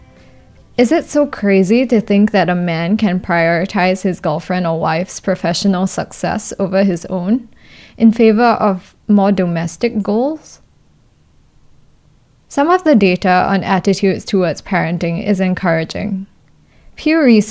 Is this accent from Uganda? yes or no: no; Singapore; Growing up in Singapore